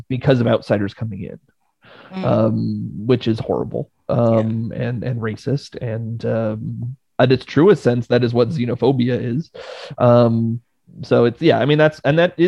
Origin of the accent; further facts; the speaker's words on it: Quebec, Canada; I grew up in Quebec